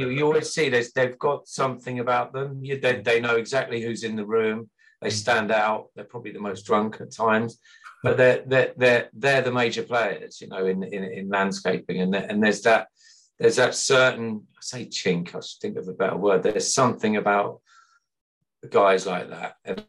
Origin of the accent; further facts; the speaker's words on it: Midlands, United Kingdom; the guys that I grew up with back in the Midlands in the 70s and 80s, there's still a group of us, about 15, 16 people.